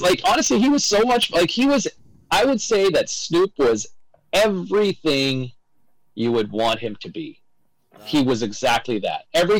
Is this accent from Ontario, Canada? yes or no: yes; Ottawa, Ontario, Canada; also born or lived in Toronto, Canada; now in Vancouver, Canada; I grew up in Ottawa